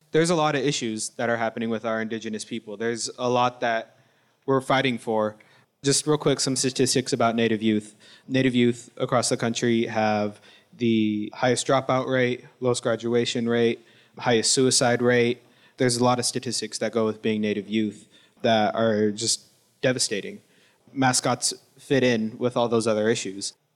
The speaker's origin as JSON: {"language": "English", "area": "Wilton Rancheria, Sacramento Valley", "region": "California", "country": "United States"}